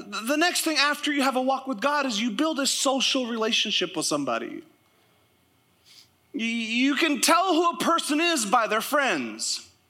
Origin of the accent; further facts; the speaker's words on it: Canada; also born or lived in United States; And I'll say this, I'm Canadian. You don't know how I vote. I'm also American. I have both.